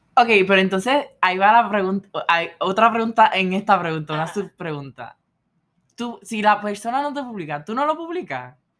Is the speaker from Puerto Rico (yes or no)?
yes; Puerto Rico; moved away as an adult; now in Philadelphia, United States; actualmente estoy de COP con Johnson Johnson en Filadelfia, bien fuera de Puerto Rico, extrañando a, a la islita y a mis familiares